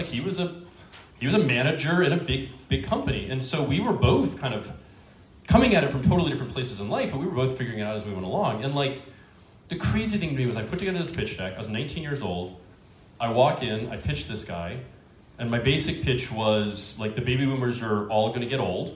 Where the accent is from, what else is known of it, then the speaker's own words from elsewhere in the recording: Northern Virginia, United States; I was born and raised in Northern Virginia, just outside D.C.